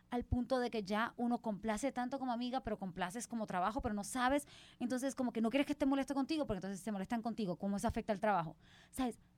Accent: Puerto Rico; moved away as an adult; yo también me fui a los 18 de Puerto Rico, entonces mis amigos de Puerto Rico son mi gente

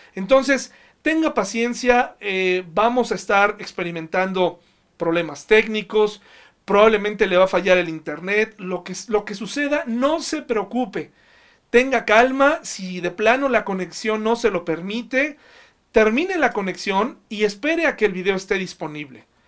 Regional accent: Mexico; nosotros como mexicanos

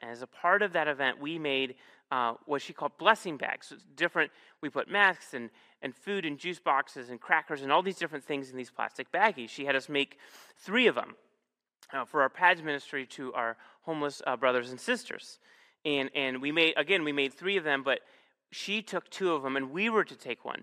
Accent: Northeast Ohio, United States; moved away; I'm from Northeast Ohio

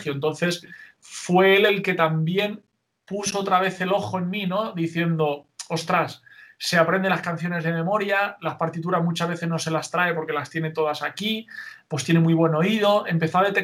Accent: Novelda, Valencian Community, Spain; Novelda, una ciudad, pueblo eh, que está cerquita de Alicante, a unos 20, 22 kilómetros de Alicante.

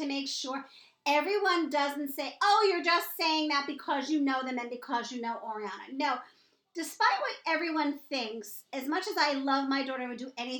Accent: New York, United States; I'm born and raised in New York

